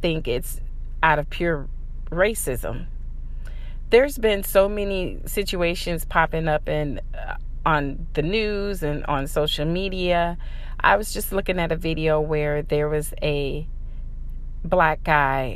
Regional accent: St. Louis, Missouri, United States; moved away; my hometown, too, in these really upscale lofts in downtown St. Louis

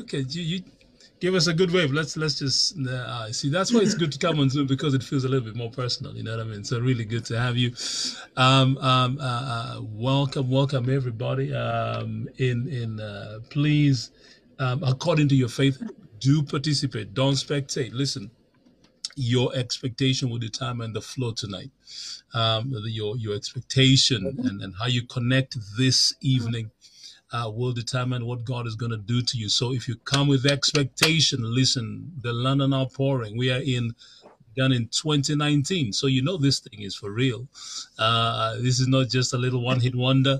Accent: Kenya; I'm from Kenya.

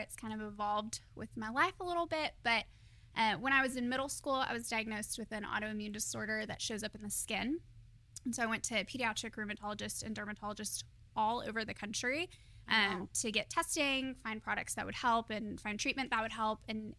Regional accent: Fort Worth, Texas, United States; also born or lived in Dallas; I was born in Fort Worth, grew up here, lived a little bit in Dallas for a few years after I graduated college

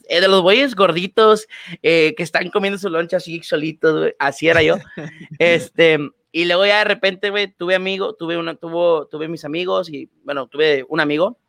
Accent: Cadereyta Jiménez, Nuevo León, Mexico; yo soy de ahí

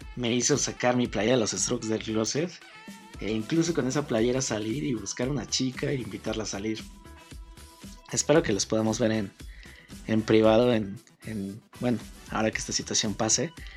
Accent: Mexico City, Mexico; soy mexicano originario de la Ciudad de México

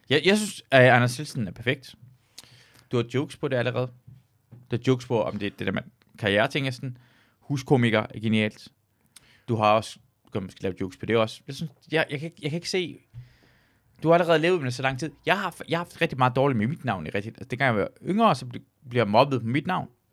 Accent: Denmark; jeg voksede op i Danmark

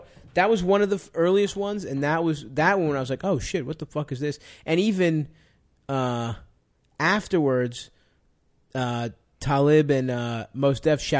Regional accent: Baltimore, Maryland, United States; I grew up in Baltimore

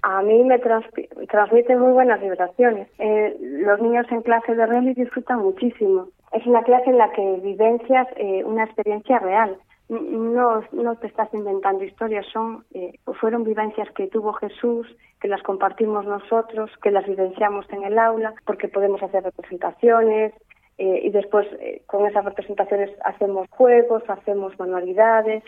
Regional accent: Amorín, Galicia, Spain; Era catequista en Amorín, que soy natural de Amorín

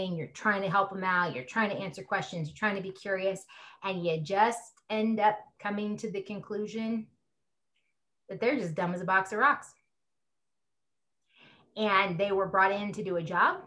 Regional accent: California, United States; now in Colorado, United States; I'm an atheist from California, living in Colorado.

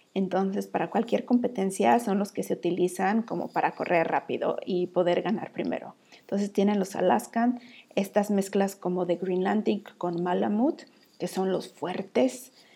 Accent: Mexico; now in Iceland; Estoy ahí como la mexicana

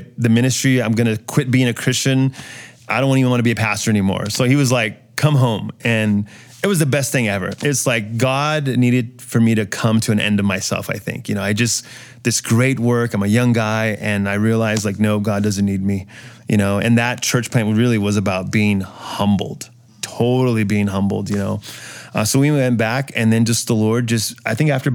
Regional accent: San Antonio, Texas, United States; moved away as an adult; also born or lived in Murrieta, California; now in San Juan Islands, United States; I came out of a church called Calvary San Antonio.

